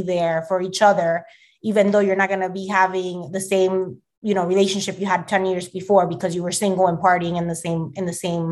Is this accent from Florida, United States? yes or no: yes; Miami, Florida, United States; moved away as an adult; now in New Jersey, United States; one of my best friends that I grew up with in Miami